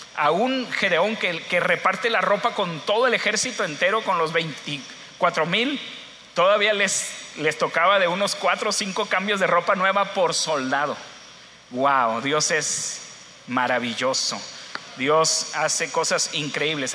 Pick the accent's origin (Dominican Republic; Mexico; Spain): Mexico; Culiacán, Sinaloa; moved away as an adult; also born or lived in Guamúchil / Ciudad Juárez; yo soy de Culiacán, Sinaloa, y yo antes amaba mucho mi ciudad